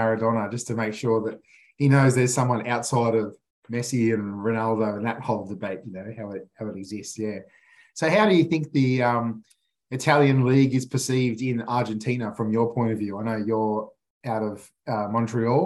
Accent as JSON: {"language": "English", "country": "Australia", "tie": "born or raised there", "said": "growing up in Australia"}